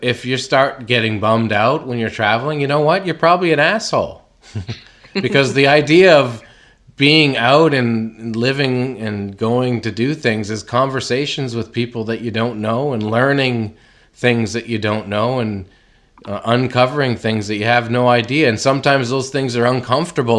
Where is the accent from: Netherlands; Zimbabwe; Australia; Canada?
Canada; growing up in Canada